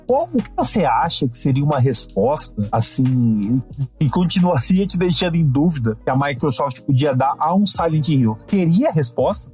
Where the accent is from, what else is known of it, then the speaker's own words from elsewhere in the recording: Brazil; como brasileiro